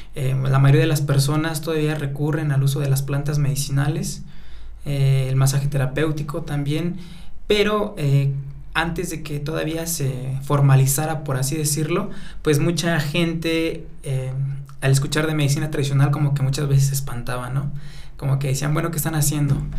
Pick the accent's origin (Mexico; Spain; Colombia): Mexico; Atlacomulco, State of Mexico; soy originario de Atlacomulco, Estado de México, de una comunidad totalmente eh, mazagua y que se llama Chosto de los Jarros